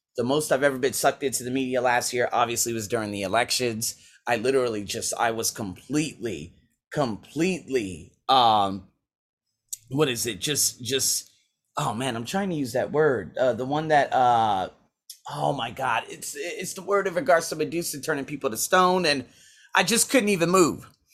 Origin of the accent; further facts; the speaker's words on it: Las Vegas, Nevada, United States; moved away as an adult; also born or lived in Iowa / Australia; my hometown, Las Vegas